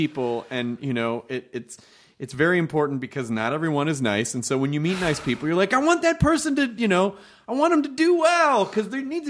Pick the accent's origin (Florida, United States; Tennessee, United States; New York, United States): Tennessee, United States; Memphis; I grew up in Memphis.